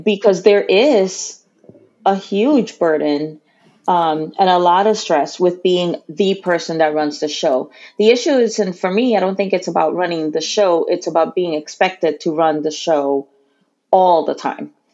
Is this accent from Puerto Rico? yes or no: yes; Puerto Rico; I consider myself Puerto Rican. I was born and raised uh, there